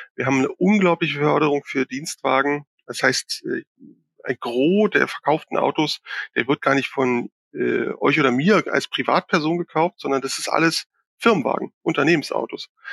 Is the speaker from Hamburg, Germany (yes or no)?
no; Berlin, Germany; ich bin ja Berliner